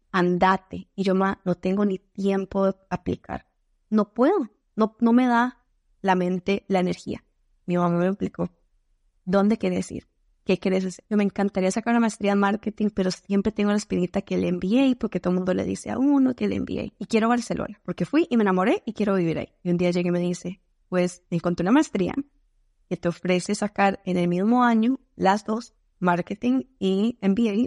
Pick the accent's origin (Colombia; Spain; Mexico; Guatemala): Colombia; moved away; en Colombia solo decimos ser bien entrón